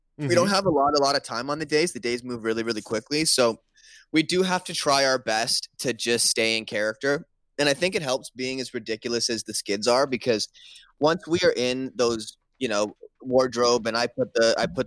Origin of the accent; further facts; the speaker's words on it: Canada; Growing up in Canada, every Saturday we have Coach's Corner